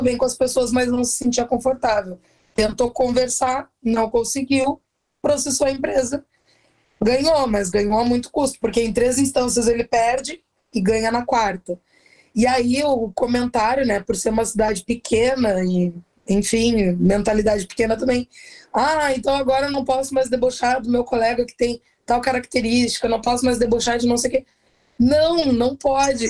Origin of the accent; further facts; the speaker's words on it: Rio Grande, Rio Grande do Sul, Brazil; Eu moro numa cidade bem pequenininha no sul. Eu sou de Rio Grande, que é extremo sul do Rio Grande do Sul.